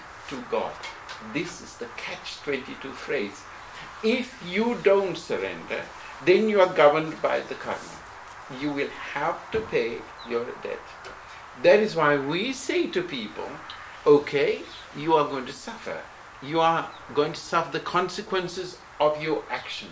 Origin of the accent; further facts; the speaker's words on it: United Kingdom; also born or lived in Sri Lanka; now in Switzerland; Where did you grow up? In Britain.